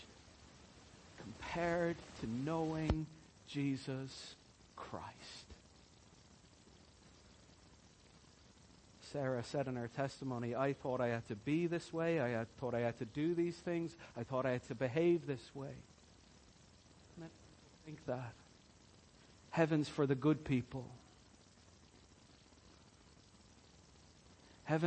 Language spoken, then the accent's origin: English; Ireland; I'm Irish.